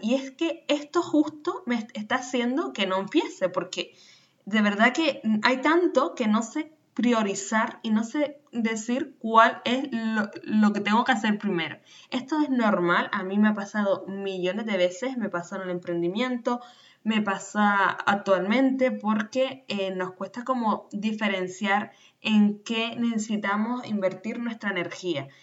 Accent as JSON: {"language": "Spanish", "region": "Canary Islands", "country": "Spain", "tie": "born or raised there", "said": "nacida en Canarias"}